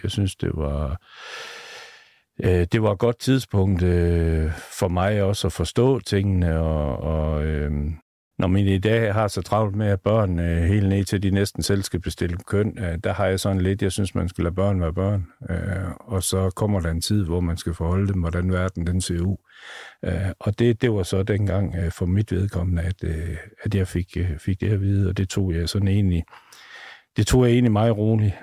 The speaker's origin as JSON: {"language": "Danish", "town": "Aalborg", "region": "North Denmark Region", "country": "Denmark", "tie": "born or raised there", "said": "De boede ude på Gertrud Raskvej. Jeg er født ude på Gertrud Raskvej"}